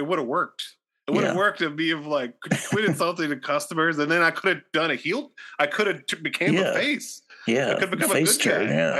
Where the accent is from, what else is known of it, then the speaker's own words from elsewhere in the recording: Midwest, United States; I mean, I'm from the Midwest, like we take sandwiches serious, and that's the thing.